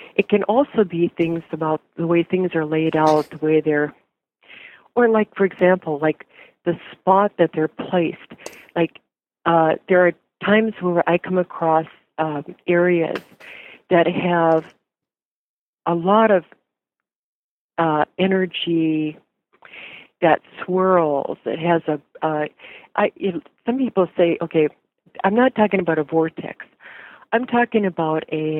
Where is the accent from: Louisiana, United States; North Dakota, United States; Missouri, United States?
North Dakota, United States; I'm from North Dakota originally